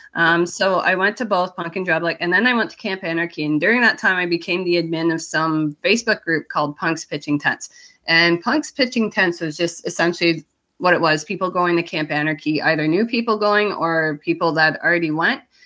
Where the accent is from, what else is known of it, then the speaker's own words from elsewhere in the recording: Canada; I'm from Canada